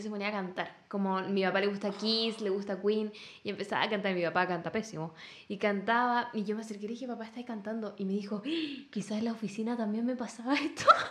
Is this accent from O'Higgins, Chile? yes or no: no; Talca, Maule, Chile; also born or lived in Osorno; now in Santiago, Chile; yo no soy de Santiago, soy del sur. Nací en Osorno y me crié en Talca.